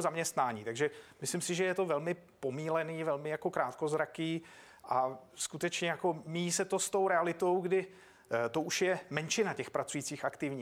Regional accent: Czechia; tady jsem doma

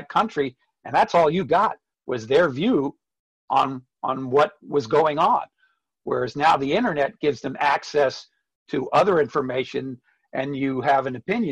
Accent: United States; also born or lived in Spain; I'm an American

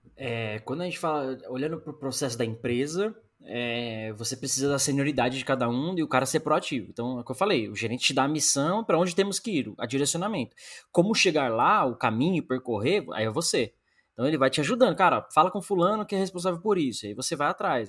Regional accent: Brazil; moved away as an adult; sou brasileiro

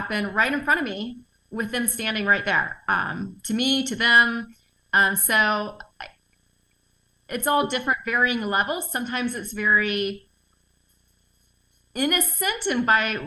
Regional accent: the South, United States; I'm from the South, so I'm used to that environment where people are very cordial and touchy and feely

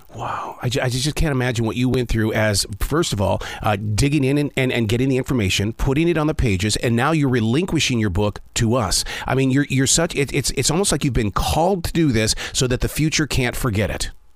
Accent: United States; we're just American

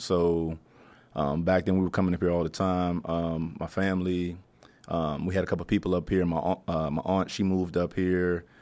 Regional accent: Tarboro, North Carolina, United States; moved away as an adult; also born or lived in Norfolk, Virginia / Florida / Maryland / Durham, North Carolina; now in Washington, D.C., United States; North Carolina is my home. Okay. So that's kind of where I cut my teeth at. That's where I did high school at.

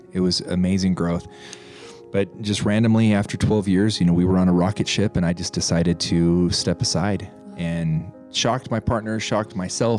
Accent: Pueblo, Colorado, United States; moved away; also born or lived in Montana; I was born and raised in Colorado, little town, Pueblo, Colorado. My dad moved us to Montana. I then became a farm boy

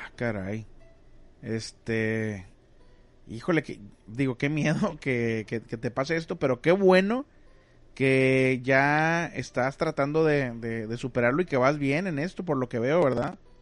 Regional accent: Monterrey, Nuevo León, Mexico; now in Ciudad Mante, Mexico; yo soy de Monterrey

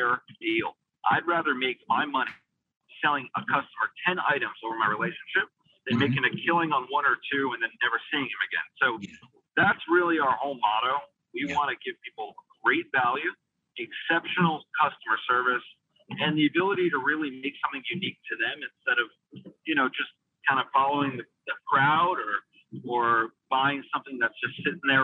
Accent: North Shore of Long Island, New York, United States; just opened up our first flagship retail store on the North Shore of Long Island, where I grew up, my hometown

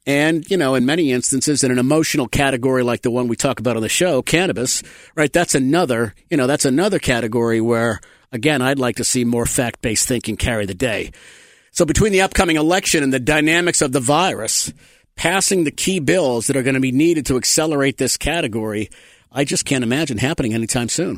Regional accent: Massachusetts, United States; I grew up in the Massachusetts area

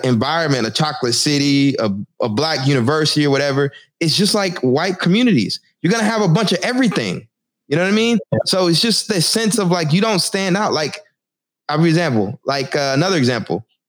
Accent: Texas, United States; now in Newark, United States; I'm from Texas. I live in Newark now

